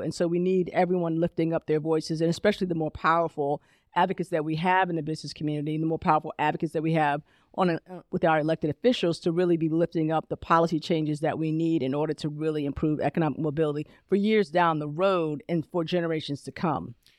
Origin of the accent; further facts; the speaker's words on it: Columbia, Maryland, United States; moved away as an adult; also born or lived in Alabama; now in Charlotte, United States; I grew up in Columbia, Maryland, but I adulted in Charlotte